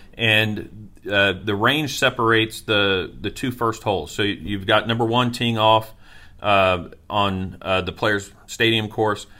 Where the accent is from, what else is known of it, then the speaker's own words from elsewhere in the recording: Niceville, Florida, United States; my hometown of Niceville